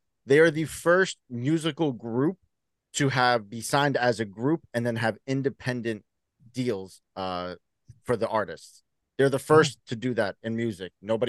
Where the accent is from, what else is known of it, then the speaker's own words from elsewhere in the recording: New York City, New York, United States; I grew up in the Bronx.